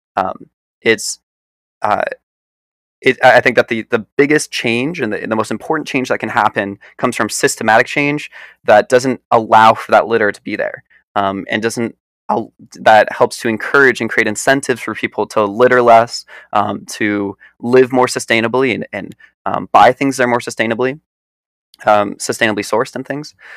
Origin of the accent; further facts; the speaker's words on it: New York, United States; also born or lived in Philadelphia, Pennsylvania; now in Boston, United States; I was born outside of Philadelphia, grew up in New York, and right now I'm weathering the storm for the pandemic in Boston